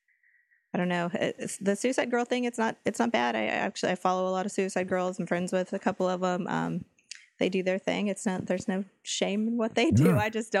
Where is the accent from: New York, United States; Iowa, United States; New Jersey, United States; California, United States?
California, United States; High Desert; It's up by the High Desert. That's where I'm from. Is the High Desert.